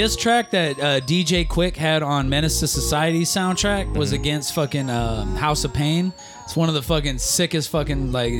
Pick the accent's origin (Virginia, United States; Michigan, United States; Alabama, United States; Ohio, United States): Michigan, United States; Detroit; I grew up in Detroit